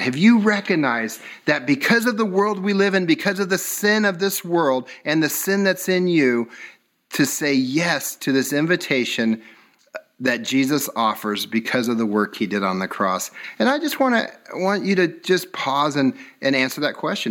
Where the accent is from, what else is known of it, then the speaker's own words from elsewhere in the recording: Southern California, United States; I grew up in California, so this is Southern California